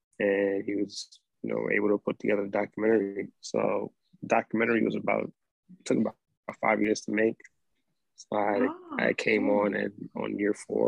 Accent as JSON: {"language": "English", "town": "New York City", "region": "New York", "country": "United States", "tie": "born or raised there", "said": "I was born and raised in New York City."}